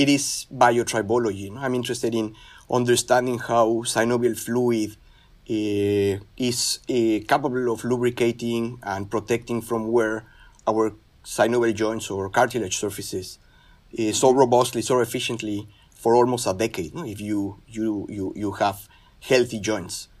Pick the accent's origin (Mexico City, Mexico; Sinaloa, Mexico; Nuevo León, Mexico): Mexico City, Mexico; now in Merced, United States; So I grew up in Mexico City. I'm originally from Mexico. I consider myself Mexican from Mexico City